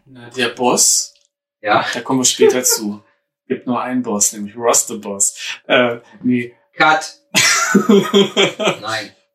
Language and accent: German; Berlin, Germany; ich bin ja Ur-Berliner, aber wohne jetzt in einem anderen Stadtteil, als äh, in dem ich groß geworden bin.